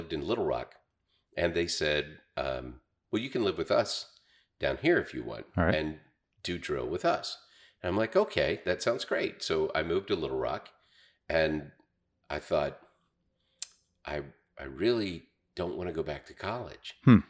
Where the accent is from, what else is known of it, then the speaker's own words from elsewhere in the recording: Berryville, Arkansas, United States; Yeah, I mean, when I grew up in Berryville, we had Springfield Radio.